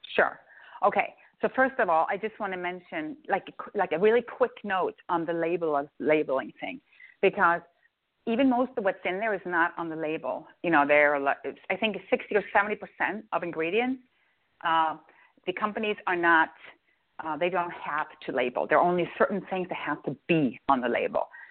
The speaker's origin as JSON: {"language": "English", "country": "Norway", "tie": "born or raised there", "said": "Norway, I'm growing up in Norway. That's potato land"}